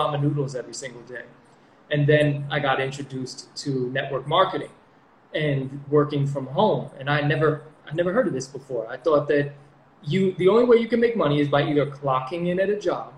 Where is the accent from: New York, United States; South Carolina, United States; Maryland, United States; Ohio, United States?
New York, United States; also born or lived in Connecticut; now in Puerto Rico; I'm from New York